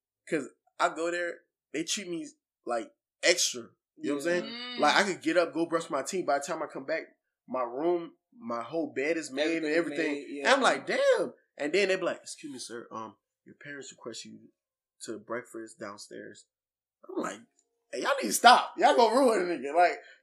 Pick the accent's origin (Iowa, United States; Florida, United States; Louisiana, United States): Florida, United States; now in Virginia, United States; Look, I'm a nigga from Florida. You know what I'm saying? Yeah. I'm not even from VA, but I'm one of niggas in VA.